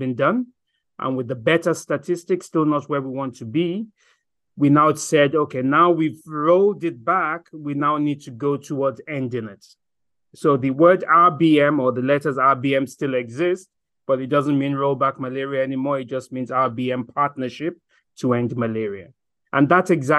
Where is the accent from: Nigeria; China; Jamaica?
Nigeria; moved away as an adult; also born or lived in Germany / Ireland / South Africa / South Sudan; now in Geneva, Switzerland; I am a Nigerian, studied in Germany, studied in Ireland, lived in Nigeria, practiced in Nigeria